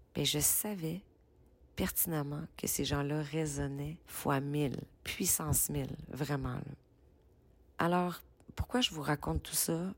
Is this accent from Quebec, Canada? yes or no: yes; Quebec, Canada; accent: Québécois